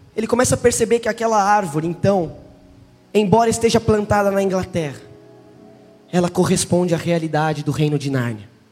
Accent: Brazil; eu sou do Brasil

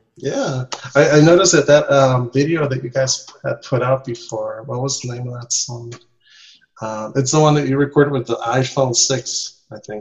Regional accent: Nicaragua; English is a second language; moved away as an adult; also born or lived in Costa Rica; now in Mexico; I'm from Central America. I was born in, in Nicaragua. In, nice. Well, in Costa Rica actually, but raised in Nicaragua.

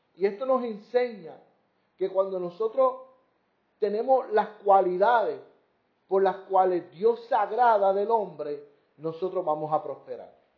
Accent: Puerto Rico; como decimos aquí en Puerto Rico

